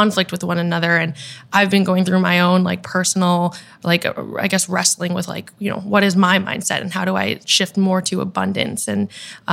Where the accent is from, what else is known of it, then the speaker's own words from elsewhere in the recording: Boston, Massachusetts, United States; now in New York City, United States; I am a Vietnamese American. I'm from Boston originally, and now I'm based out of New York City